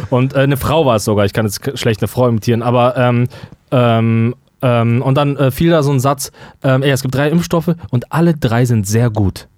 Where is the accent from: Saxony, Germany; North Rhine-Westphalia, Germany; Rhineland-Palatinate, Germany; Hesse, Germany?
North Rhine-Westphalia, Germany; wir kommen ja aus Nordrhein-Westfalen